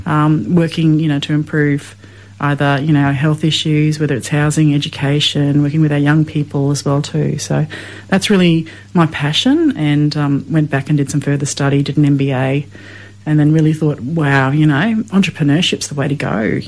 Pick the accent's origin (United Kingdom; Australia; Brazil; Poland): Australia; Thursday Island, Queensland; also born or lived in Cape York; now in Queensland, Australia; So I'm originally from Thursday Island in the Torres Strait, so shout out to the mob up there and down here. I've been living on the mainland, though. My mob are also connected to Cape York, Eastern Cape York, the Wadatee people.